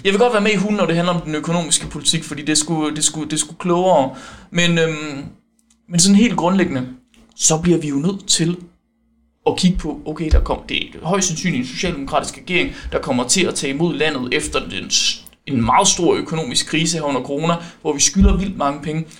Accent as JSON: {"language": "Danish", "area": "West Jutland", "region": "Central Denmark Region", "country": "Denmark", "said": "jeg er vestjyde"}